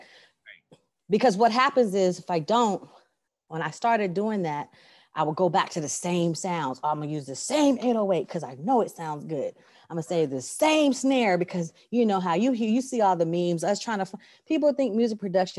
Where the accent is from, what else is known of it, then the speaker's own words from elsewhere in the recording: California, United States; now in Texas, United States; I grew up in Cali.